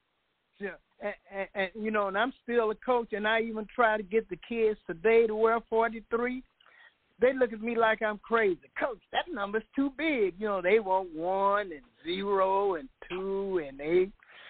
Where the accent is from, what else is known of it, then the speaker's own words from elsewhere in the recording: Dallas, Texas, United States; I'm from Hamilton Park.